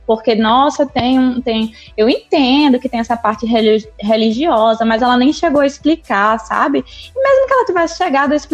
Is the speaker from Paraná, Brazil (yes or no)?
no; Natal, Rio Grande do Norte, Brazil; Sou lá de Natal, né?